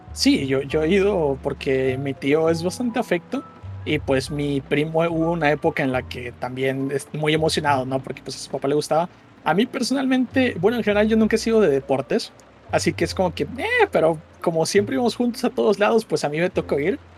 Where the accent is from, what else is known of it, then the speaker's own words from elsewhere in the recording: southeast Mexico, Mexico; aquí en, en, el sureste